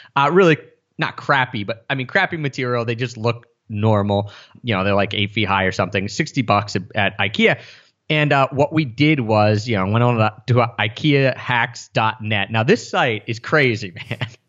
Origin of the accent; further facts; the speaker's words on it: outside of Philadelphia, Pennsylvania, United States; moved away as an adult; did spend time in my hometown outside of Philadelphia